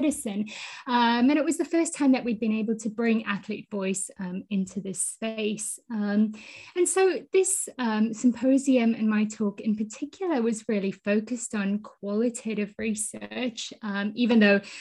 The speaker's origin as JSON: {"language": "English", "country": "Botswana", "tie": "born or raised there", "also_born_or_lived": "South Africa", "said": "I was born in South Africa and I grew up in Botswana."}